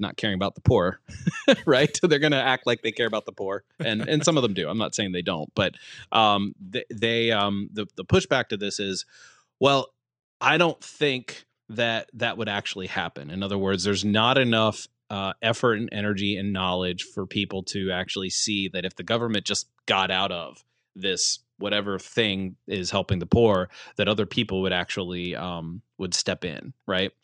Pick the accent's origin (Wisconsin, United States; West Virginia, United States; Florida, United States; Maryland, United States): West Virginia, United States; now in Lancaster, United States; I grew up in West Virginia, and I have a deep affinity for my, quote-unquote, homeland